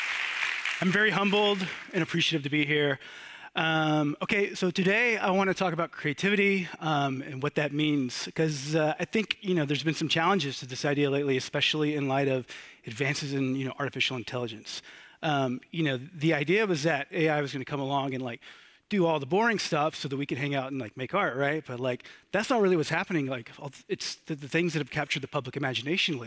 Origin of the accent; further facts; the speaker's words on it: Georgia, United States; also born or lived in Athens, Georgia / Brooklyn, New York; I am from Georgia, right here. Georgia's in the U.S.